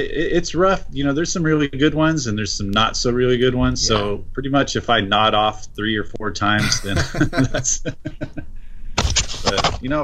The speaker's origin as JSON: {"language": "English", "region": "California", "country": "United States", "tie": "born or raised there", "said": "I grew up in California"}